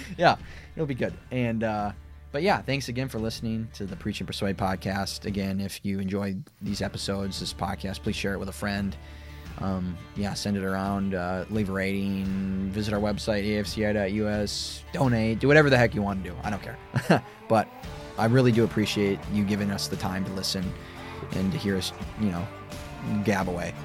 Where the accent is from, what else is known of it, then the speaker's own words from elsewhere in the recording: United States; we have the right, the civil right of being American citizens